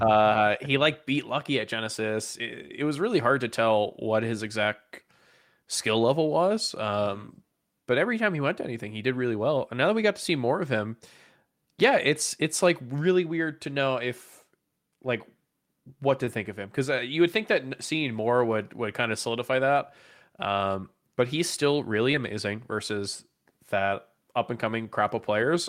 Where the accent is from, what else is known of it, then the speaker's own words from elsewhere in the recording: United States; as an American